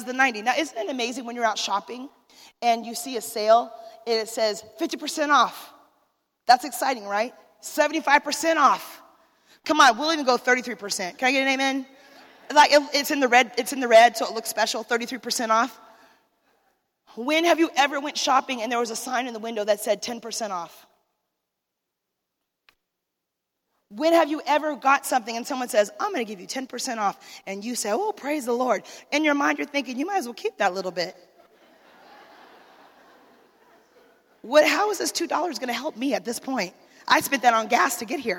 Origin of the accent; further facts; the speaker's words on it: Arizona, United States; I'm from Arizona